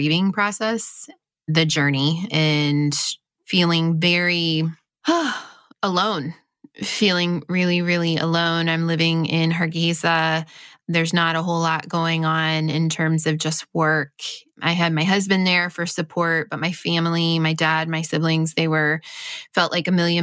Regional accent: Midwest, United States; I grew up basically in the Midwest

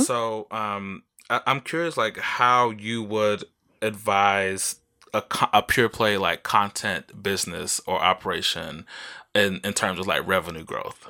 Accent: Mississippi, United States; I grew up in Mississippi

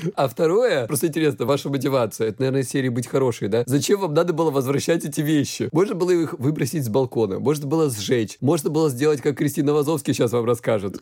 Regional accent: Krasnodar Krai, Russia; я с Кубани

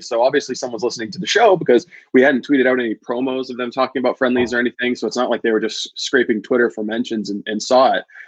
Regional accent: Dexter, United States; growing up in Dexter

